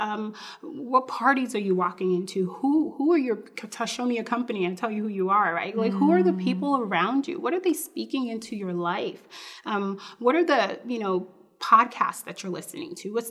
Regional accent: New York, United States; I'm from New York.

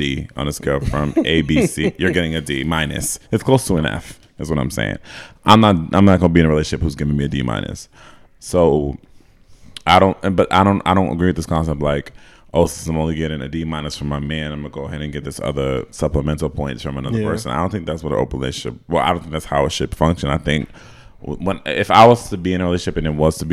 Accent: United States; I was from America

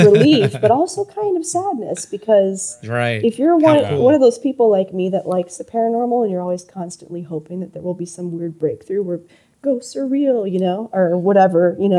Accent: Yuma, Arizona, United States; when I was in high school growing up in Yuma, Arizona

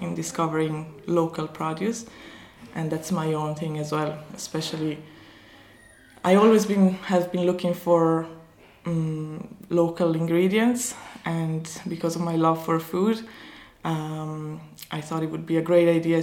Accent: Dolomites, Italy; moved away as an adult; now in County Kerry, Ireland; I am originally from the Dolomites in Italy. So it's a small village up in the mountains in the Italian Alps.

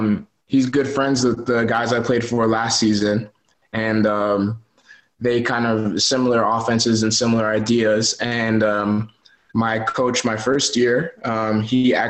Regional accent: Canada; moved away as an adult; also born or lived in Frankfurt / Helsinki / Oshkosh, Wisconsin / Vermont; now in Germany; I'm Canadian

